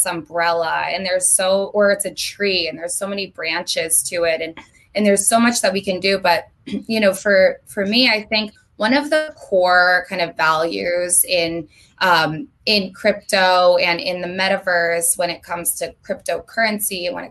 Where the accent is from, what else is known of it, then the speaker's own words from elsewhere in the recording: Vermont, United States; moved away as an adult; now in Los Angeles, United States; I'm from Vermont. I don't know if we touched on that, but I lived in Vermont my entire life up until 3 months ago when I moved to LA on April 1st.